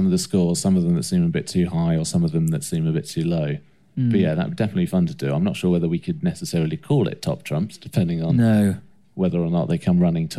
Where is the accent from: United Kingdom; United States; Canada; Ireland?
United Kingdom; Essex, East of England; because we're from Essex.